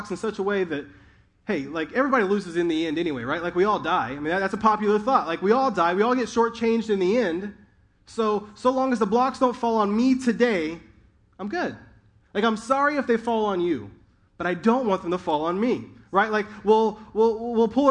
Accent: Indiana, United States; also born or lived in Southern California; now in North Carolina, United States; In the Midwest, I grew up in Indiana

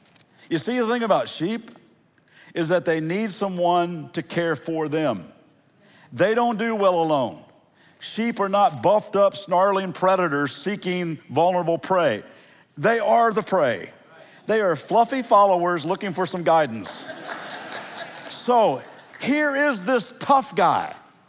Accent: Central Kentucky, United States; moved away; also born or lived in California; I'm from Central Kentucky. Actually, we just moved 2 weeks ago from California back to Kentucky to help with family. And Central Kentucky is a beautiful place.

